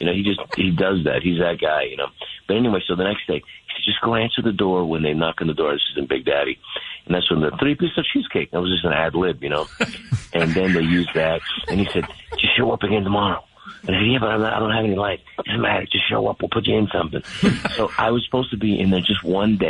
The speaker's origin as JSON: {"language": "English", "town": "San Francisco", "region": "California", "country": "United States", "tie": "born or raised there", "said": "I grew up in San Francisco"}